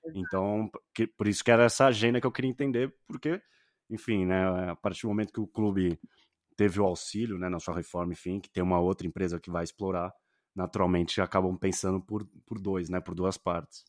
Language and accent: Portuguese; Santos, São Paulo, Brazil; now in São Paulo, Brazil; eu sou de Santos, né? Moro uhum. em São Paulo capital